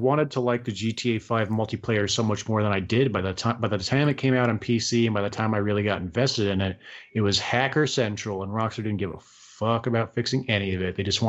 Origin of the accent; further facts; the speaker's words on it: United States; I'm American.